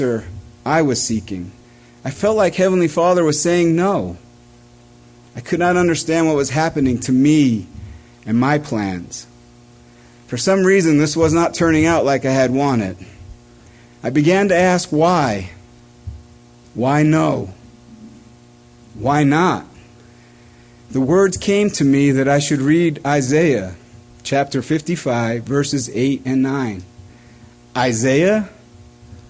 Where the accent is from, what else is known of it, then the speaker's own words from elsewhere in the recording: East Coast, United States; It was common growing up on the East Coast to drive down to the New Jersey shore